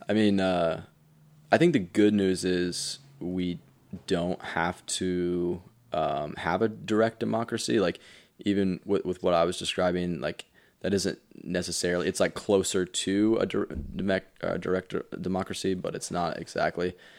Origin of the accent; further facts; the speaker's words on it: Indiana, United States; now in Colorado, United States; I'm from Indiana